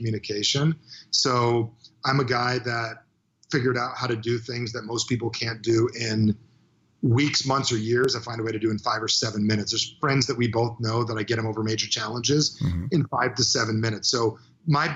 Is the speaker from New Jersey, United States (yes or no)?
yes; New Jersey, United States; I'm from New Jersey